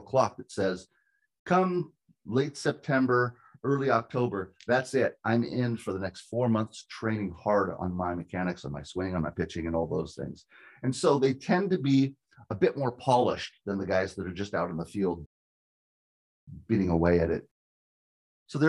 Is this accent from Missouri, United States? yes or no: no; California, United States; moved away as an adult; also born or lived in Washington; I'm from California, but I lived and worked in Washington for 20 years training hitters